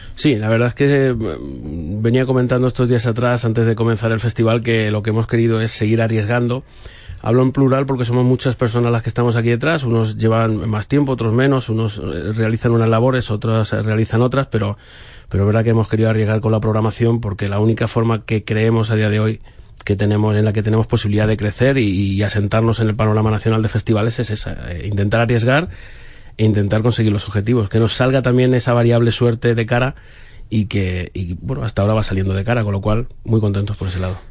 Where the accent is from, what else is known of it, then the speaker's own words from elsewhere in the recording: a village near Torrijos, Castilla-La Mancha, Spain; cuando tenía 14 años, en mi pueblo no había cine y yo estudiaba en Torrijos